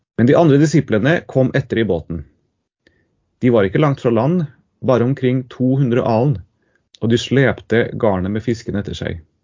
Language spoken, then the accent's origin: Norwegian; Trondheim, Trøndelag, Norway; also born or lived in Tromsø; now in Trøndelag, Norway; jeg er fra Trondheim